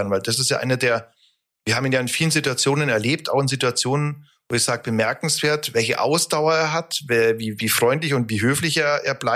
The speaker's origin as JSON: {"language": "German", "town": "Augsburg", "region": "Bavaria", "country": "Germany", "said": "Also wenn man als Augsburger Münchner ärgert, dann ist das immer eine tolle Sache."}